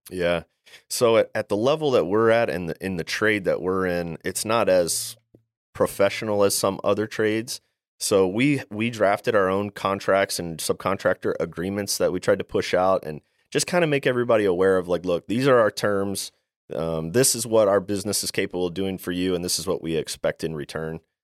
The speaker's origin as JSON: {"language": "English", "region": "Maryland", "country": "United States", "tie": "born or raised there", "said": "I'm from Maryland. I'm from the East Coast. And growing up, my father was a home builder"}